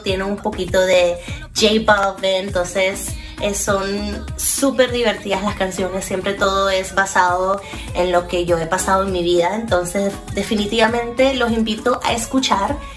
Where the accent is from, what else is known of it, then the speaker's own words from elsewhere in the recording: Venezuela; now in Miami, United States; soy una cantante venezolana de Miami